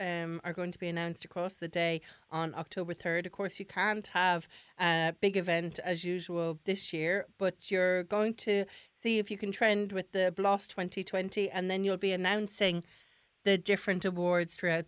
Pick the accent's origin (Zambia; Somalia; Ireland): Ireland; Gorey, Leinster; Stafford's Bakery from my hometown in Gorey